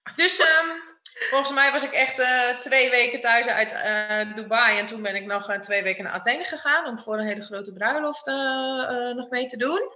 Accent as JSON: {"language": "Dutch", "region": "Friesland", "country": "Netherlands", "tie": "born or raised there", "said": "opgegroeid in uh, een prachtig dorpje in Friesland"}